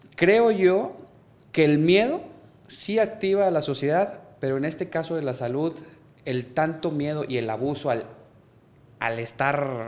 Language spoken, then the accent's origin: Spanish; Monterrey, Nuevo León, Mexico; soy de Monterrey, Nuevo León. Aquí vivo, aquí tengo mi familia, aquí me formé